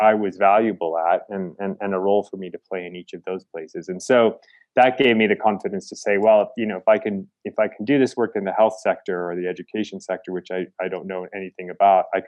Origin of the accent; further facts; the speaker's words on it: Chicago, Illinois, United States; moved away as an adult; also born or lived in India / Argentina; now in Kenya; I was born in Chicago. Primarily, I grew up in the suburbs of Chicago